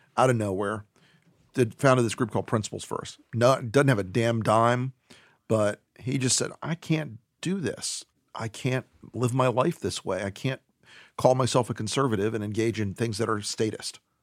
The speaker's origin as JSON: {"language": "English", "region": "Florida", "country": "United States", "tie": "born or raised there", "said": "my home state of Florida"}